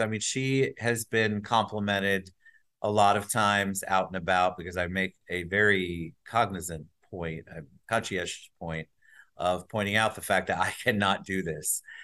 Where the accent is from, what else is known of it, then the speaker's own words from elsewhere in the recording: New Jersey, United States; also born or lived in New York; now in Orlando, United States; I was born up in New Jersey